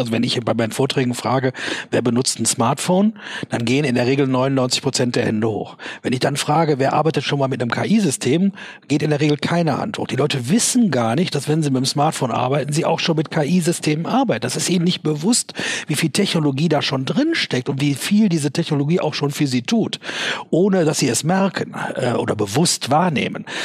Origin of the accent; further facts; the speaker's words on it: Germany; als Deutscher, als Unternehmer in Deutschland